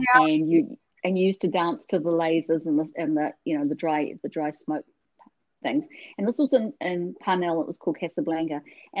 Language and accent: English; Auckland, New Zealand; also born or lived in Tokyo, Japan; now in Seattle, United States; we came from Glenfield, which is the suburb, which was, you know, kind of in the middle of nowhere in Auckland. And now I'm living in Seattle